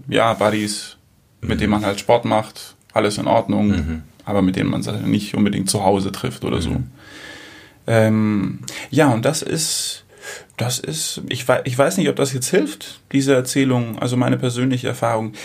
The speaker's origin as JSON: {"language": "German", "country": "Germany", "tie": "born or raised there", "also_born_or_lived": "Greece", "moved": "yes", "said": "Bin in Deutschland aufgewachsen"}